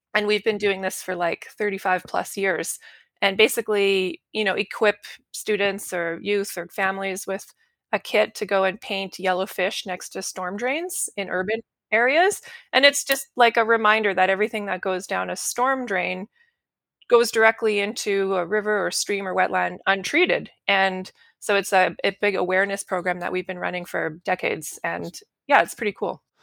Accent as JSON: {"language": "English", "region": "Saskatchewan", "country": "Canada", "tie": "born or raised there", "moved": "as an adult", "lives_now": "Calgary, Canada", "said": "I grew up in Saskatchewan, which is in the prairies in Al-, in Canada. and I ended up in Alberta for university and work"}